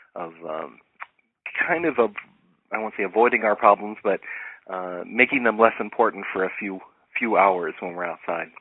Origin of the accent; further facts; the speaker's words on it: Ohio, United States; moved away as an adult; now in Los Angeles, United States; growing up in Ohio, where you had very defined seasons.